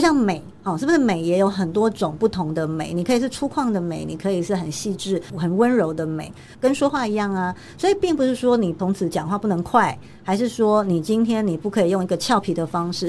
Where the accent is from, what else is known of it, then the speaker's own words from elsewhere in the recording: Taiwan; 我从台湾来